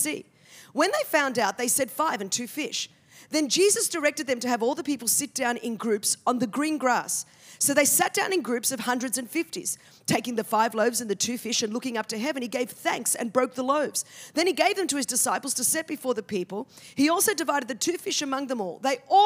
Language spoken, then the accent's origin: English; Australia; I'm from Australia, where we speak the Queen's English.